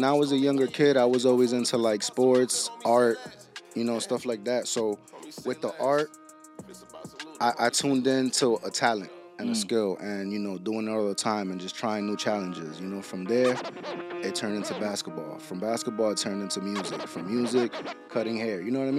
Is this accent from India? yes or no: no; Bonao, Monseñor Nouel, Dominican Republic; moved away; I'm from Bonao.